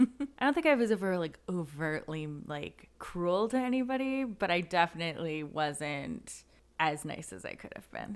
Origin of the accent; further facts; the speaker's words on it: Canada; not how we dressed as a Canadian high schooler